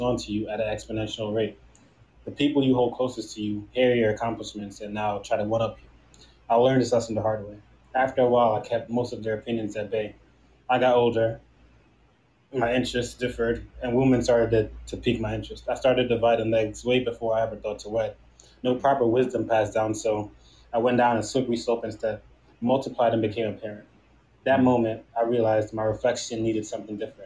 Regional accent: New York City, New York, United States; also born or lived in Trinidad / St. Thomas; now in Delaware, United States; Originally from Trinidad and St. Thomas. I grew up in New York, though, in Brooklyn, but I live in Delaware right now

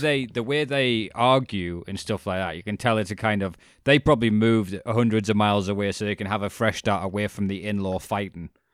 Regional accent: United Kingdom; as being British

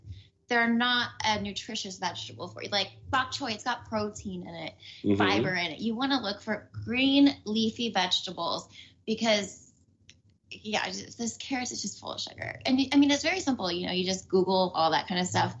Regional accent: San Diego, California, United States; I'm from South San Diego

